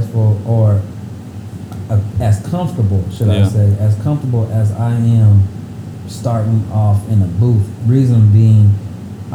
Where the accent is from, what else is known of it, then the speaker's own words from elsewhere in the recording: Midwest, United States; I'm from Midwest.